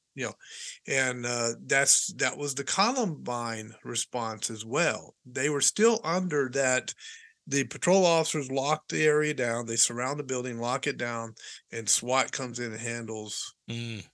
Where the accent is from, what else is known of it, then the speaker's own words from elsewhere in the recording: Hendersonville, Tennessee, United States; moved away as an adult; also born or lived in Nashville, Tennessee; I was born in Baptist Hospital in Nashville, Tennessee. Raised, yeah. raised. I my my first three years we were in we lived in Nashville, mm-hmm. and then uh, moved to Hendersonville, Tennessee